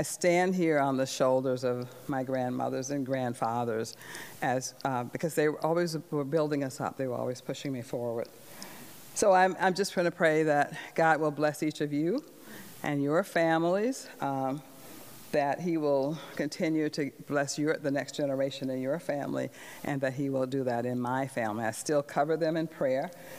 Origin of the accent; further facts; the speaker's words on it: the South, United States; the early years of growing up in the South